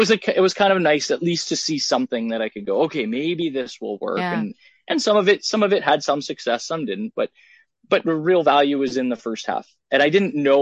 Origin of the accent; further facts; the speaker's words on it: Canada; I'm a Canadian. So, figure skating is big here.